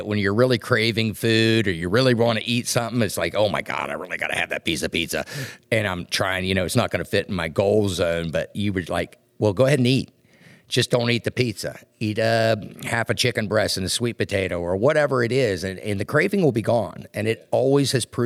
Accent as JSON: {"language": "English", "region": "West Virginia", "country": "United States", "said": "I am from West Virginia"}